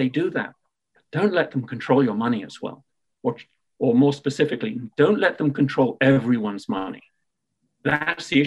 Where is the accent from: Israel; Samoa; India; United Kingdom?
United Kingdom; accent: British; my British accent